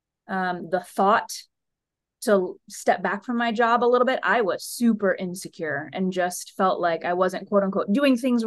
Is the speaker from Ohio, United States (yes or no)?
yes; Toledo, Ohio, United States; moved away as an adult; also born or lived in Chicago / St. Louis; This is back in my hometown.